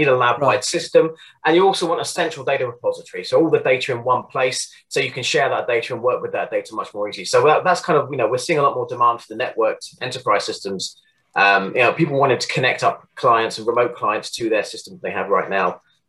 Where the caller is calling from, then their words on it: South West England, United Kingdom; I live in the southwest of the UK, just kind of southwest of Bristol, anyway, just near Weston-super-Mare, for those who might know, down in Somerset.